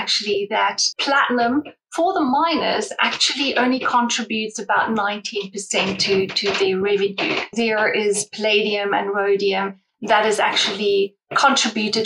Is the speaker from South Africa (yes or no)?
yes; South Africa; accent: South African; as you can hear from the accent, I'm South African